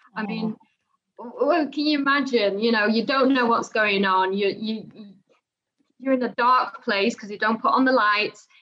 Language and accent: English; Netherlands; also born or lived in Dubai; now in United Kingdom; I was born and raised in the Netherlands